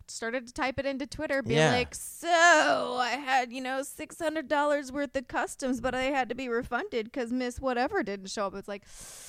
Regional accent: Orlando, Florida, United States; I am from North Orlando.

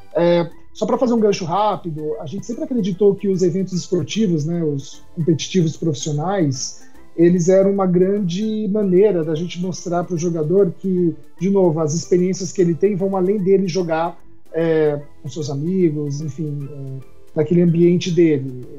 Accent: Brazil; Nós somos brasileiros

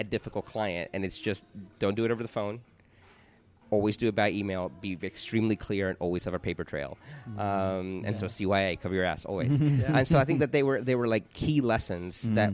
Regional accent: Miami, Florida, United States; moved away as an adult; also born or lived in New York City; now in London, United Kingdom; We're both originally from Miami

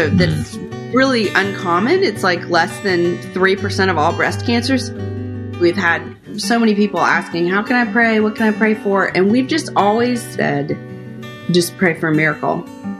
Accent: Rhode Island, United States; also born or lived in Atlanta; I always say, really, that I feel like I grew up in Rhode Island, so I feel like I'm a New Englander in my heart, because we moved there when I was in about sixth grade, and I graduated from high school there.

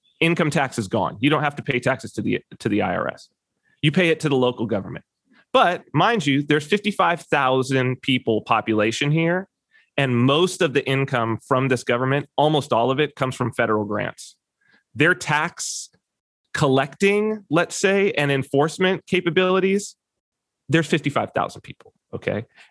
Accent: United States; moved away as an adult; also born or lived in California; now in Saipan, Northern Mariana Islands; as an American

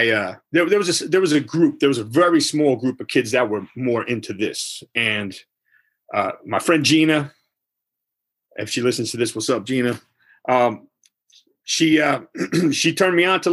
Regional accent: Montclair, New Jersey, United States; also born or lived in Verona, New Jersey / Belleville, New Jersey / Caldwell, New Jersey; born in Montclair, New Jersey, and I lived all around that area. That's Essex County area, New Jersey. I grew up in that area, Verona, Belleville, Caldwell

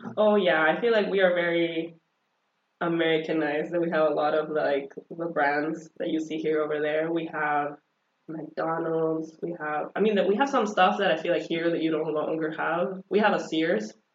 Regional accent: El Salvador; first language Spanish; English is a second language; now in United States; I was born and raised in El Salvador

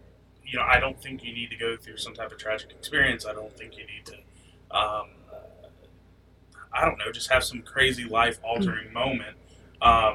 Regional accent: Florida Panhandle, United States; also born or lived in New York; now in Central Florida, United States; I've grown up in the Panhandle, in the Florida Panhandle

